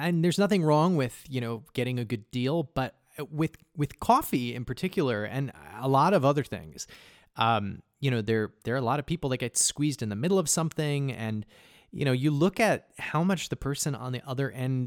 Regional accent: Casper, Wyoming, United States; now in New York, United States; I'm from Casper

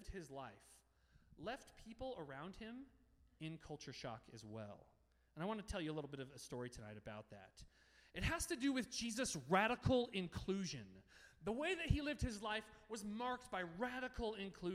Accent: Denver, Colorado, United States; moved away as an adult; also born or lived in Littleton, Colorado; now in Toronto, Canada; I had grown up in the Denver metro area

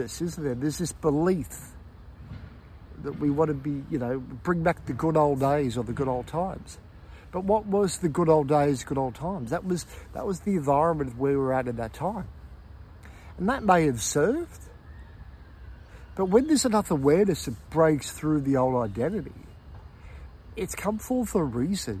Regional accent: Melbourne, Victoria, Australia; when I was growing up in Melbourne, being in Melbourne

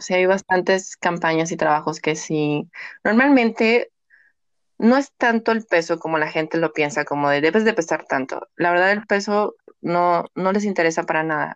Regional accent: Mexico; el 50% somos mexicanas

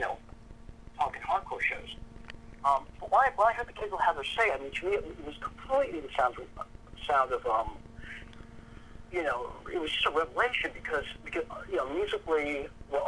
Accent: Boston, Massachusetts, United States; I'm from Boston, Massachusetts

